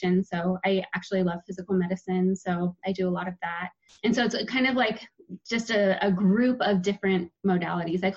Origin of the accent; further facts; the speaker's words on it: Portland, Oregon, United States; also born or lived in Malawi; I'm from Portland. I grew up here in a little suburb right outside of Portland.